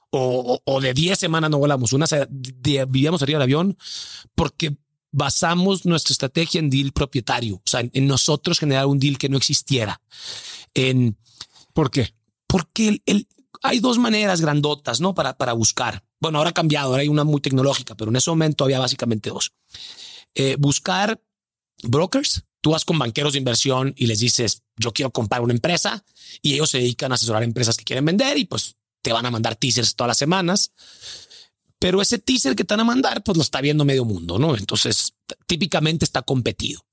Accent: Hermosillo, Sonora, Mexico; now in Mexico City, Mexico; soy Hermosillo

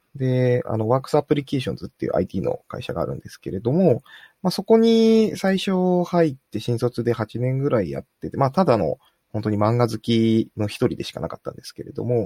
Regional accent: Fukuoka, Japan; 福岡出身なんですけれども

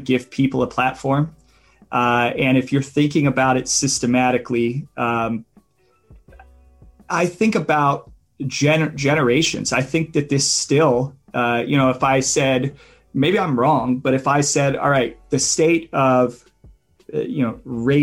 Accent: Midwestern United States, United States; I grew up in Midwestern United States

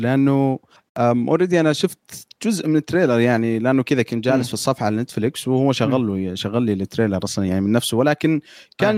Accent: Saudi Arabia; احنا في الكتابه كسعوديين

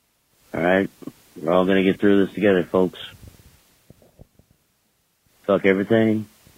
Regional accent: Florida, United States; I'm out here in Florida, man, and I had to watch my hometown just get washed away, man.

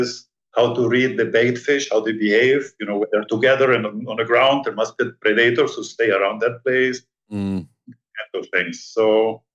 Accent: Peru; now in Panama; I was born in Peru

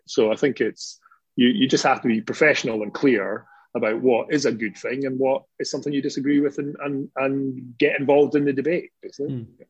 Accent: Scotland, United Kingdom; being a Scottish working class lad

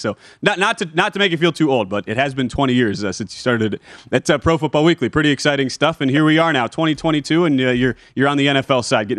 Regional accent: Wisconsin, United States; I grew up in Wisconsin.

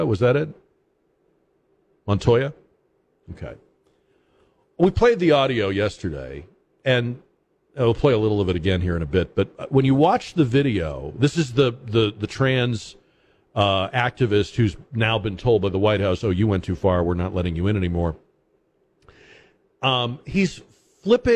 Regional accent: Massachusetts, United States; moved away as an adult; I'm from Massachusetts.

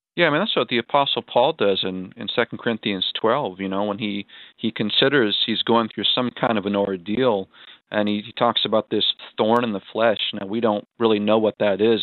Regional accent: Gilmanton Iron Works, New Hampshire, United States; my hometown of Gilmanton Ironworks

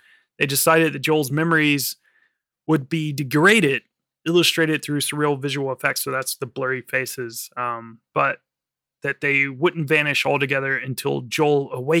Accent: France; I don't know. I'm from France.

